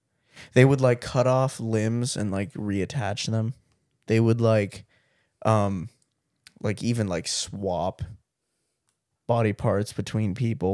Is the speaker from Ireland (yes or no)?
no; Canada; I was born here, dude. I'm taking full credit. I'm a Canadian, dude.